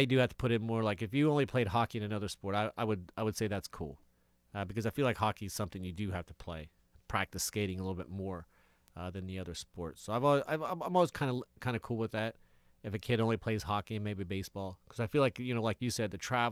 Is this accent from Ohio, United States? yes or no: yes; Athens, Ohio, United States; I'm from Athens